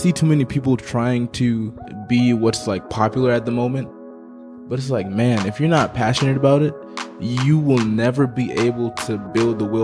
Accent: Memphis, Tennessee, United States; also born or lived in Gambia; Gambia, West Africa. Mm. When'd you move here? When I was two, two to Memphis, Tennessee.

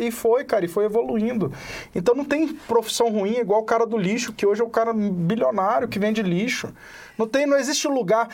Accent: Serra da Canastra, Minas Gerais, Brazil; accent: mineiro; now in Brasília, Brazil; eu sou da Serra da Canastra

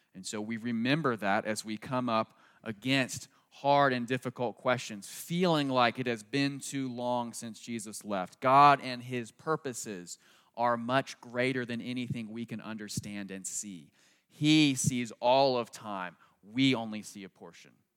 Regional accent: United States; I grew up right outside Washington, D C

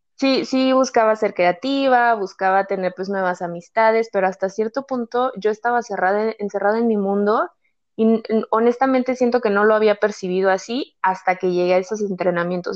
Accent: Guadalajara, Jalisco, Mexico; moved away; also born or lived in State of Mexico; soy de Guadalajara, pero viví en el Estado de México

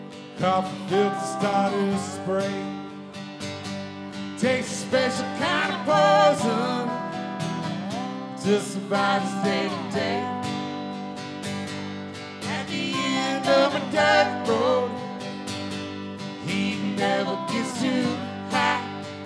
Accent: Crystal Beach, Texas, United States; now in Houston, United States; I grew up in a small town down on the coast of Texas called Crystal Beach, Bolivar Peninsula. Y'all may know the big town down there called Galveston. But I lived over across the ferry boat.

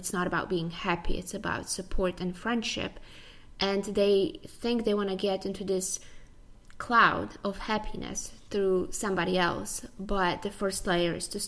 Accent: Poland; moved away as an adult; also born or lived in United States; now in Tampa, United States; I was born in Poland. I came to the U.S. about 11 years ago.

